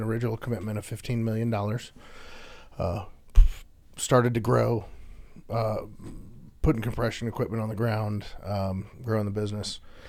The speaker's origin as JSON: {"language": "English", "town": "Houston", "region": "Texas", "country": "United States", "tie": "born or raised there", "said": "spent the majority of my life growing up in Houston after my dad got stationed here in the corporate office. And so my entire school age life, I've grown up in Houston, Texas."}